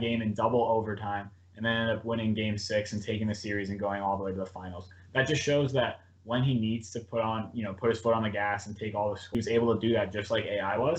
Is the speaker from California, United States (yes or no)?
no; Cincinnati, Ohio, United States; i am originally from Cincinnati, so I grew up supporting all the Ohio sports teams